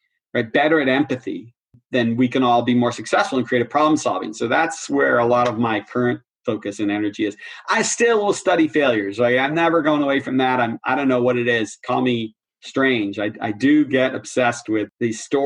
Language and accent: English; Boston, Massachusetts, United States; I'm a Bostonian